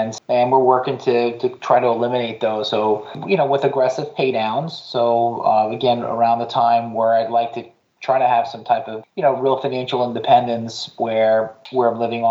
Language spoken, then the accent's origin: English; Patchogue, New York, United States; my hometown of Patchogue on Long Island, New York